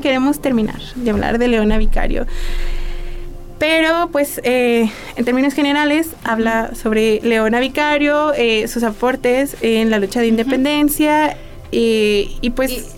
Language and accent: Spanish; Mexico; todos como mexicanos